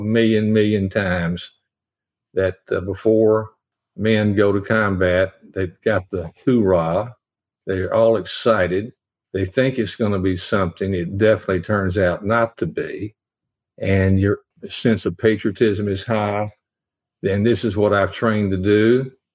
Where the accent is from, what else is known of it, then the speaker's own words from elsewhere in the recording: Nashville, Tennessee, United States; I grew up in Nashville